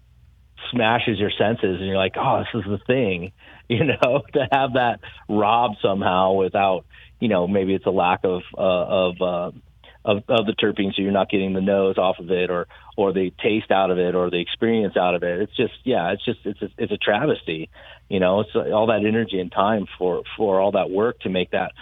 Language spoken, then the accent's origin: English; Colorado, United States; moved away; also born or lived in San Diego / Northern California; I grew up in Colorado